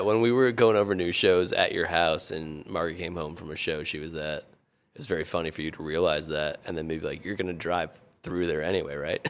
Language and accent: English; Connecticut, United States; moved away; I grew up in Connecticut